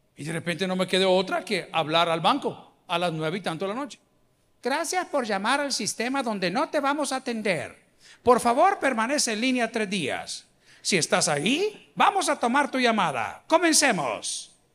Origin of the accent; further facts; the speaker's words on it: El Salvador; decimos en El Salvador